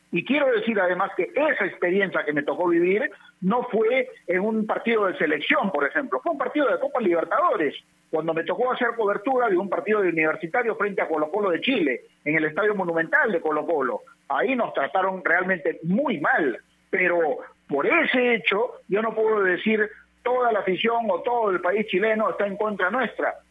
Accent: Peru; como peruanos

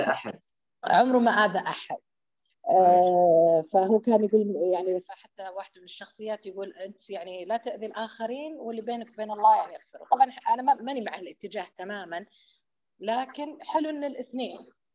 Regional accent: Hejaz, Saudi Arabia; عندنا بالحجاز

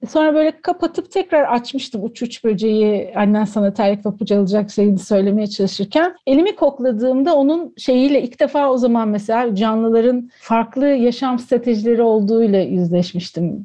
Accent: Antakya, Hatay, Turkey; moved away as an adult; also born or lived in Ankara; Antakyalı olmamdan kaynaklı Amanosların, Habib Necar'ın yamacında, Asi Nehri'nin kollarında büyüdüm

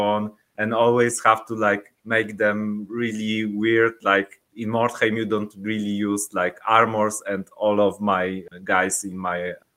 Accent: Szczecin, West Pomeranian Voivodeship, Poland; English is a second language; So I'm from Poland. We are from Szczecin. It's like near Baltic Sea, near the border with Germany

